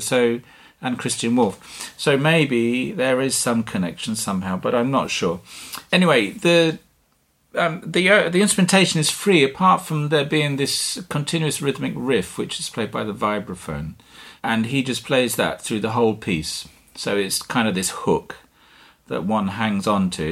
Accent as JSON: {"language": "English", "town": "Dover", "region": "South East England", "country": "United Kingdom", "tie": "born or raised there", "also_born_or_lived": "Dartmoor, Devon / Norfolk / London / Vilnius, Lithuania", "moved": "yes", "said": "I was born in Dartmoor in Devon, and at a very young age, I moved to Dover in Kent, and I grew up on the cliffs, the White Cliffs, above the town"}